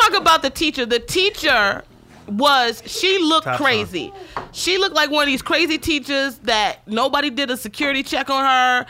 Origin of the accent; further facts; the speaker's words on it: Baltimore, Maryland, United States; I was born in Baltimore